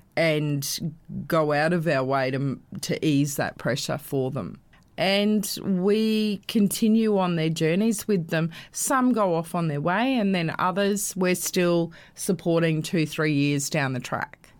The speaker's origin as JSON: {"language": "English", "town": "Brisbane", "region": "Queensland", "country": "Australia", "tie": "born or raised there", "said": "I actually was born and bred in Brisbane"}